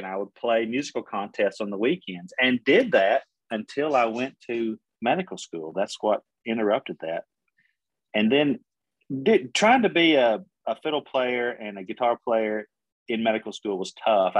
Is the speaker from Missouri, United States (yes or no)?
no; Middle Tennessee, United States; also born or lived in Oklahoma; I grew up in Middle Tennessee, not too far, you know, 30 minutes from Nashville